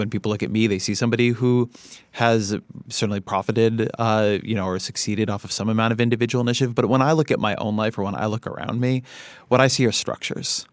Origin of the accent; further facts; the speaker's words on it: Irvine, California, United States; outside Los Angeles. I grew up in Irvine, California